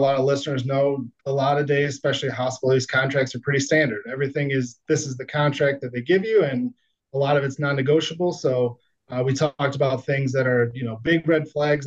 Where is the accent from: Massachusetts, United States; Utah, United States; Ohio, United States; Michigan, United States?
Michigan, United States; Detroit; moved away as an adult; also born or lived in Erie, Pennsylvania / Fort Wayne, Indiana; I was born and raised right outside Detroit, Michigan.